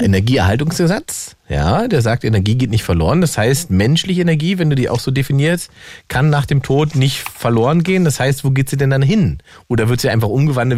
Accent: East Germany, Germany; ich bin Ossi

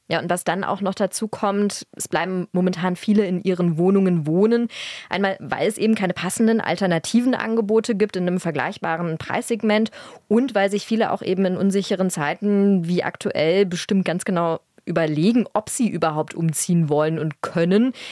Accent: Berlin, Germany; Ich bin Berlinerin, das heißt, ich bin hier groß geworden

